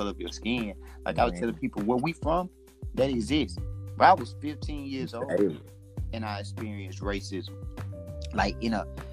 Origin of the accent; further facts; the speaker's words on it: Alabama, United States; I'm originally from Alabama